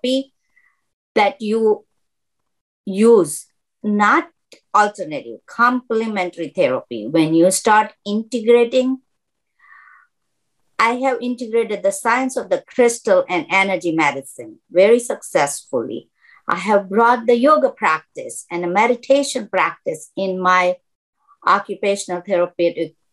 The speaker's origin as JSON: {"language": "English", "town": "Mumbai", "region": "Maharashtra", "country": "India", "tie": "born or raised there", "moved": "as an adult", "lives_now": "United States", "said": "I have been in United States since 1981. I come from Mumbai, India."}